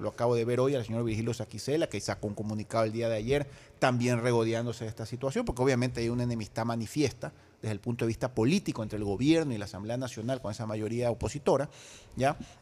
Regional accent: Ecuador; como ciudadano ecuatoriano

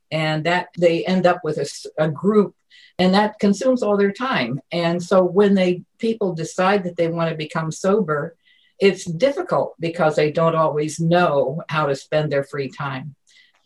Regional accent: Ada, Ohio, United States; moved away as an adult; now in Washington, D.C., United States; I was born in a little town in Ohio, Ada, Ohio

